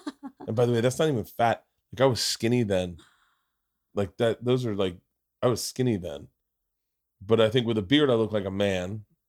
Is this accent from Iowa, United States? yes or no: no; Florida, United States; And growing up in Florida, you did not want to be fair skinned. You wanted to be tan.